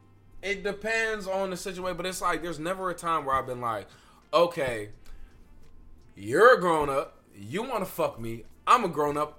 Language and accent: English; New York City, New York, United States; I grew up in the Bronx.